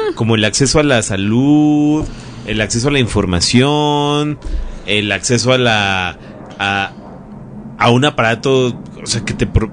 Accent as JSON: {"language": "Spanish", "region": "Mexico City", "country": "Mexico", "said": "hemos sido esa chilanga"}